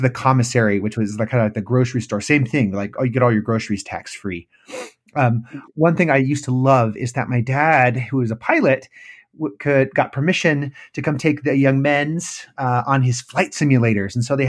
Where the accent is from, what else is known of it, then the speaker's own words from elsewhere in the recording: Arizona, United States; born there; also born or lived in Okinawa, Japan / California / New Jersey / Illinois; And so I was born in Arizona, but only lived there for a few months before I moved to Japan at Okinawa. Then I lived all over the United States, both coasts, California, New Jersey, Illinois, Oklahoma. Finally ended up in Utah for school